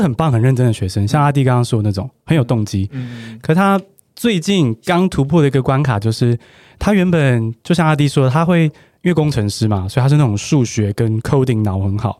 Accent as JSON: {"language": "Chinese", "country": "Taiwan", "tie": "born or raised there", "said": "我就在台湾长大"}